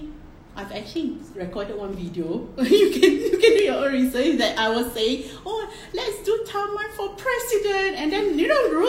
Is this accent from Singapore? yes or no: yes; Singapore; See, us as Singaporeans, like, why do we even need to...